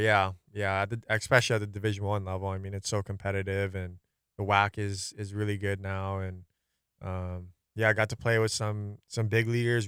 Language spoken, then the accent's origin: English; Aiea, Hawaii, United States; born and raised in Aiea, Hawaii, um, here